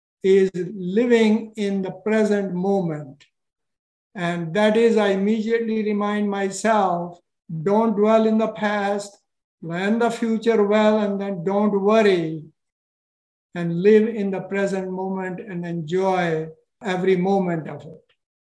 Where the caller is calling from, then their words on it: Massachusetts, United States; I am calling from Massachusetts, okay. 45 miles west of Boston.